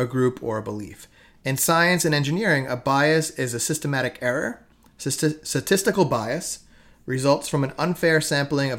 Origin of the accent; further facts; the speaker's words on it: New York City, New York, United States; I was raised here in Staten Island in America